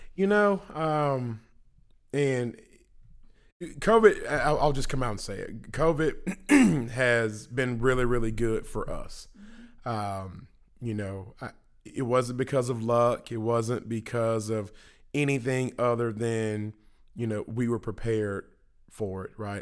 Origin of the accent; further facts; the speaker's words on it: Memphis, Tennessee, United States; moved away as an adult; now in Houston, United States; Memphis, you know, I love my hometown